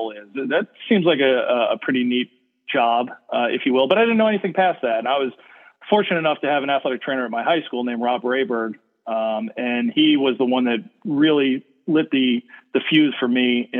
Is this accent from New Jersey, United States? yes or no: yes; New Jersey, United States; I'm from North Jersey